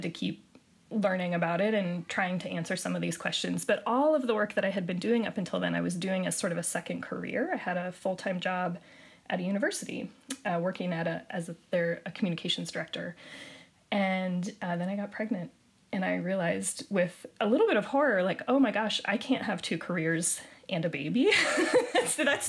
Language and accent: English; Spokane, Washington, United States; I grew up in Spokane